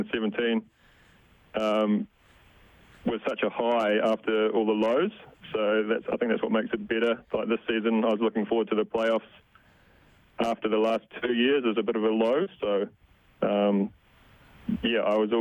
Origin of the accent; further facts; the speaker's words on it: Christchurch, Canterbury, New Zealand; also born or lived in Vancouver, Canada / Edmonton, Canada; I'm from Christchurch, so I'm in the middle of the South Island.